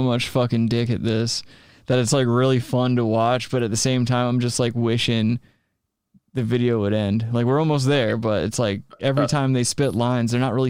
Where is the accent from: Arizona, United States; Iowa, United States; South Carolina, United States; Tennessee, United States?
South Carolina, United States; I grew up in South Carolina